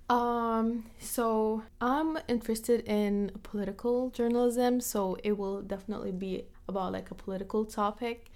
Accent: Jordan; moved away; also born or lived in Palestine; they immigrated to Jordan, where I was born and raised

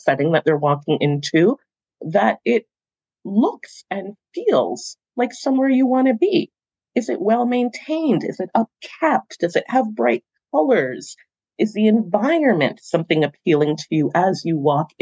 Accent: Toronto, Ontario, Canada; the schools that I attended growing up in Toronto as a student myself

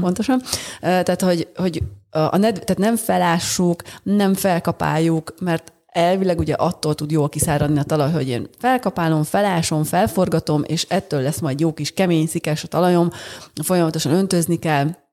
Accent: Budapest, Hungary; született budapestiként

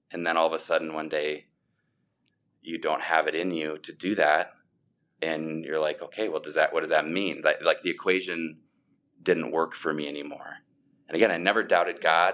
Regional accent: Sioux Falls, South Dakota, United States; I grew up in Sioux Falls and have lived in Sioux Falls, South Dakota my whole life

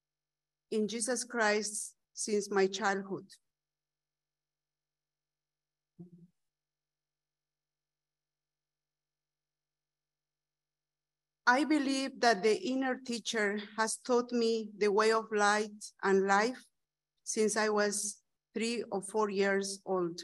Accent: Bolivia; English is a second language; I am from Bolivia.

